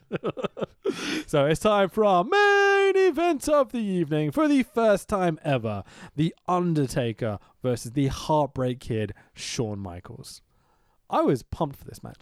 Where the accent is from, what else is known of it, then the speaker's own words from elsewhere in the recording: United Kingdom; I'm British